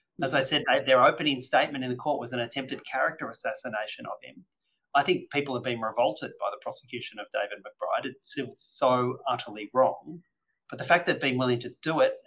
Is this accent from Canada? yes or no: no; New South Wales, Australia; my home state of New South Wales